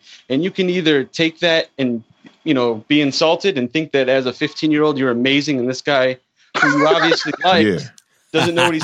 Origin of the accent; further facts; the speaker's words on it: Chicago, Illinois, United States; I'm from Chicago